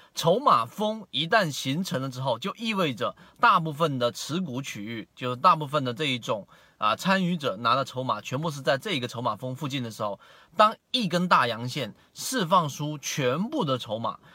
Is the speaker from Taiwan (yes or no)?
no; China; 我们中国人传统所说的这个盐少许、酱油少许